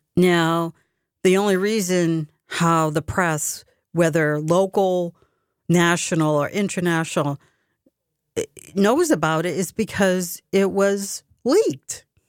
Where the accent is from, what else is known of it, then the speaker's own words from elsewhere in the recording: United States; I'm a very proud American. I'm fiercely proud to be American. I love my country. I was born and bred here